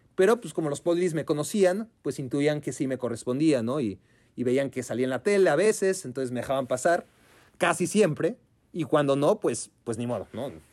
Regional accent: Mexico; Venimos desde México

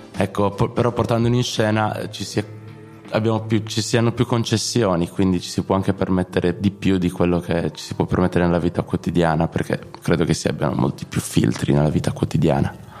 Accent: Sardinia, Italy; crescendo in Sardegna

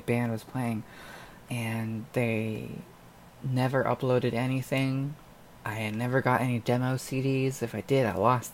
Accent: Northern Ontario, Canada; born or raised there

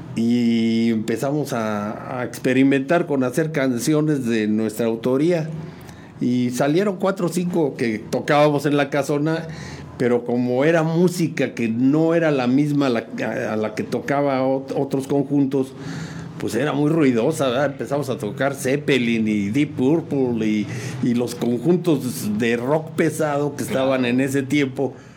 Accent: San Juan del Río, Querétaro, Mexico; also born or lived in Mexico City; yo llegué muy chico tendría unos 4 o 5 años por ahí.

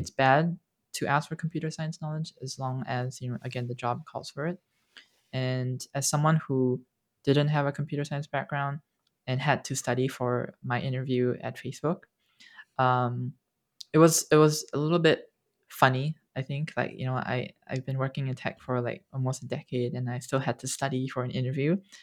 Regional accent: Singapore; I grew up, and I grew up in Singapore

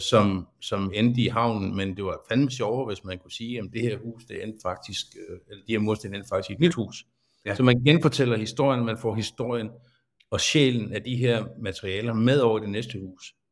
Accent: Svendborg, Southern Denmark, Denmark; født og opvokset her i Svendborg

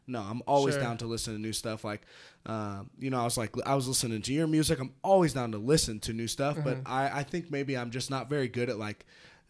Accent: California, United States; you know, I grew up in the North like Bay music? Bay.

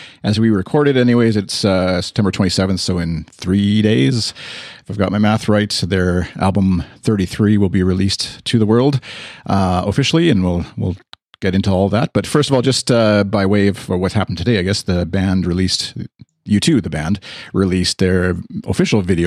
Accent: Canada; Speaking as a Canadian

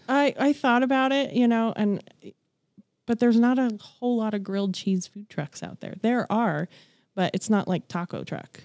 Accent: Broomfield, Colorado, United States; I grew up in Broomfield, Colorado, so I'm a born and raised native

